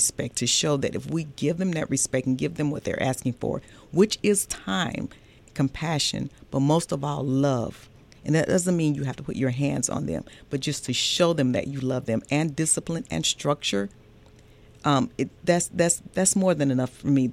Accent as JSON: {"language": "English", "town": "Atlanta", "region": "Georgia", "country": "United States", "tie": "born or raised there", "said": "I grew up here. I'm actually a Grady baby, originally from Atlanta, Georgia. Grew up in the Kirkwood area"}